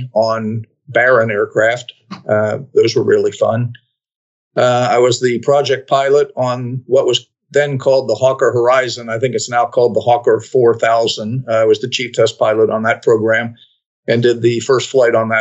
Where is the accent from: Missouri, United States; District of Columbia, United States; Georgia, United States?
District of Columbia, United States; Washington; moved away as an adult; also born or lived in Kansas; I'm from Washington, D.C. So my airport was Washington National at the time